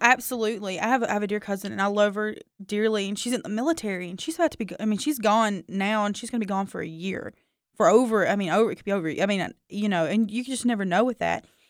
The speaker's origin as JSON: {"language": "English", "region": "the South", "country": "United States", "tie": "born or raised there", "said": "I grew up, you know, growing up in the South"}